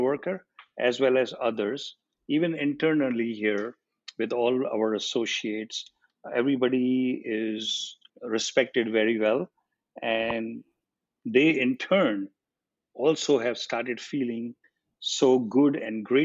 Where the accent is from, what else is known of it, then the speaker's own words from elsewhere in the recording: India; moved away as an adult; I was 18 when I came here from India